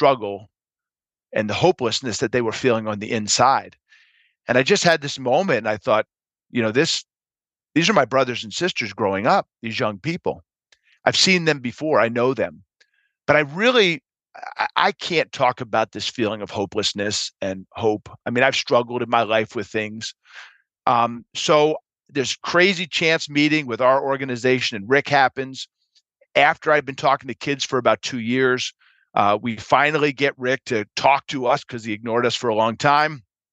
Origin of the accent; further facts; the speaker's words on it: Philadelphia, Pennsylvania, United States; I was born and raised in Philadelphia